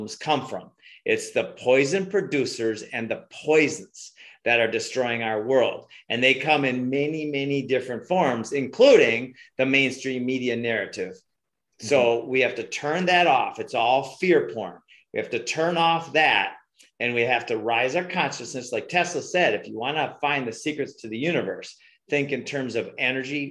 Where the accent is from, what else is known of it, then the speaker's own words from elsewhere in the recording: Minnesota, United States; moved away; also born or lived in Hawaii; I'm from Minnesota